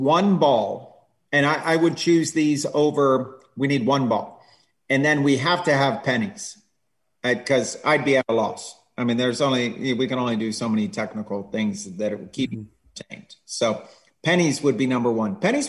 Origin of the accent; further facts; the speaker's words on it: Scotland, United Kingdom; also born or lived in England; So I grew up in Scotland and England, and everywhere I lived, we had trees for goals.